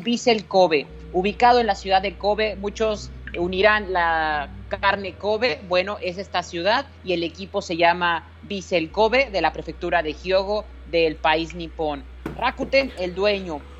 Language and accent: Spanish; Mexico; me incluyo en la sociedad y soy parte de México